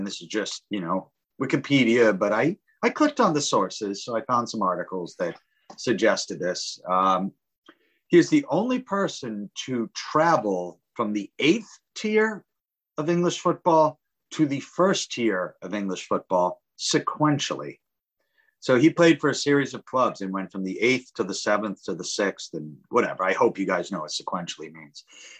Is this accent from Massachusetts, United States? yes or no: yes; Boston, Massachusetts, United States; as a New Englander and more importantly, as a Bostonian